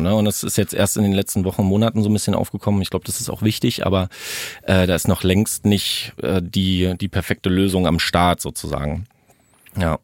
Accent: Brandenburg, Germany; Ich komme aus Brandenburg

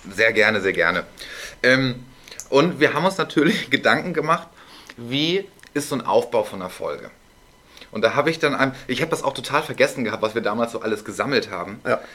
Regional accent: Northern Germany, Germany; als Norddeutscher

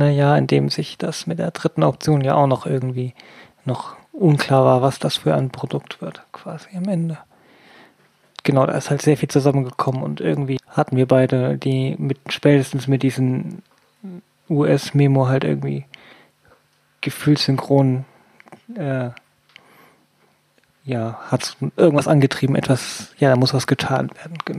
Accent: Hamburg, Germany; Ich komme aus Hamburg.

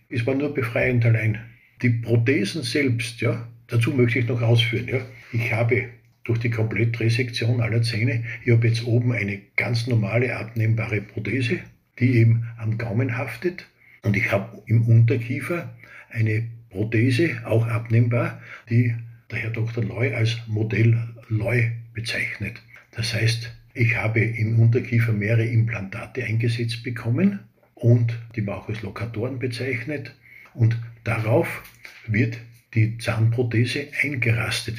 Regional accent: Austria; accent: Austrian dialect; Wie Sie wahrscheinlich von meinem Dialekt her hören, bin ich ein Österreicher, also ein Ösi

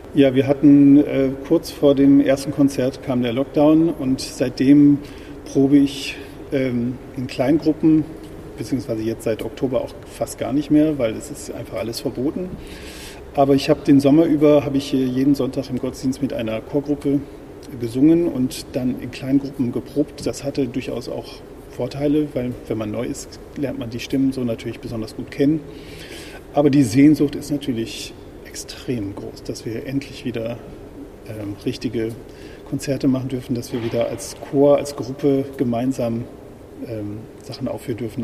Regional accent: near Osnabrück, Lower Saxony, Germany; moved away as an adult; also born or lived in Paris / Freiburg im Breisgau / Wiesbaden; now in Hamburg, Germany; da bin ich aufgewachsen in einem kleinen Dorf in der Nähe von Osnabrück

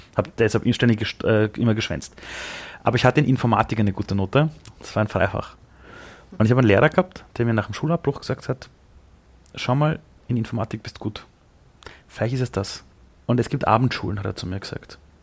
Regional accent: Austria; wäre ich nicht in Österreich auf die Welt gekommen als, als Österreicher

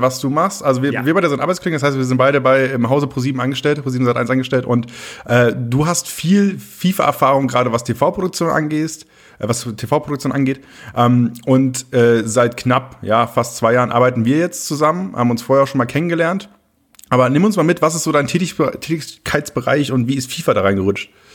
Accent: Oldenburg, Lower Saxony, Germany; Oldenburg ist halt so meine Heimat

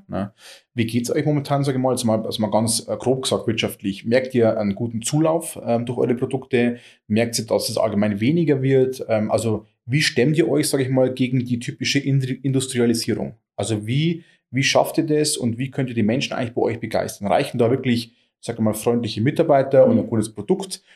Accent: Germany; Oberfichtach, meiner Heimatstadt

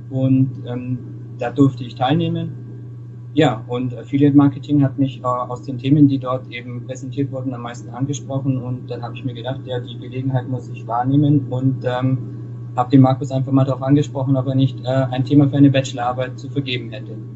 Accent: Augsburg, Bavaria, Germany; komme ja gebürtig aus Augsburg und äh, studiere auch an der, an der FH hier in Augsburg internationales Management.

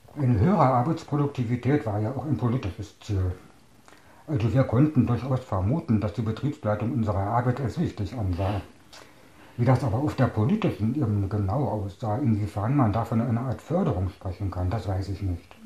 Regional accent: Staaken, Berlin, Germany; Ich bin 1961 geboren in Starken. Das lag damals im Bezirk Potsdam, gehört heute zu Berlin.

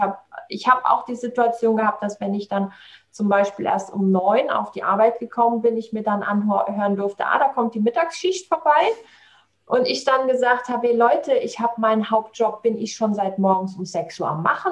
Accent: Saarland, Germany; also born or lived in Southern Italy; hier bei uns im Saarland

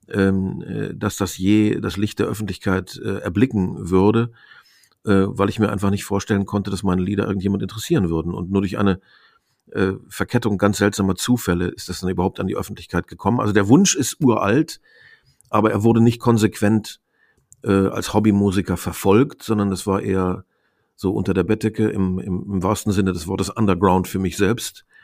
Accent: Osnabrück, Lower Saxony, Germany; Und da haben wir auch im Raum Osnabrück, wo ich aufgewachsen bin, ähm, ziemlich regelmäßig gespielt.

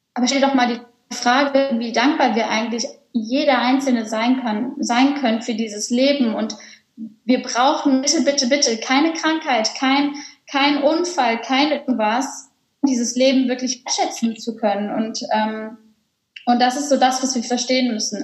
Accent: Cologne, North Rhine-Westphalia, Germany; moved away as an adult; Ich bin auch beispielsweise aus Köln dann gezogen, habe meine Heimatstadt verlassen

